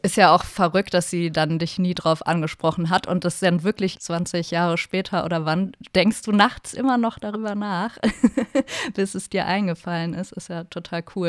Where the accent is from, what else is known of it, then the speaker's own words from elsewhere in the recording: Trier, Rhineland-Palatinate, Germany; moved away as an adult; also born or lived in Berlin / Cologne; Ich komme halt auch aus Trier